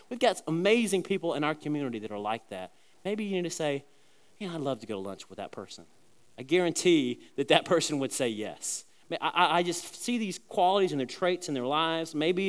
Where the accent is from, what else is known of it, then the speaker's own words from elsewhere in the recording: South Carolina, United States; the church that I was growing up in South Carolina